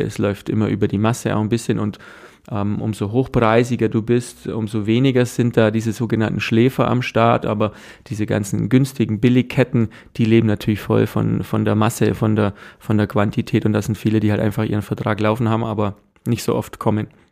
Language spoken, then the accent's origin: German; Germany; bei uns in Deutschland